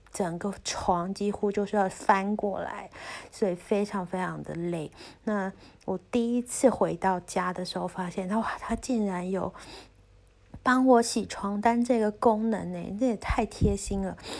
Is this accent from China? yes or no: no; Taiwan; moved away; 我是台湾人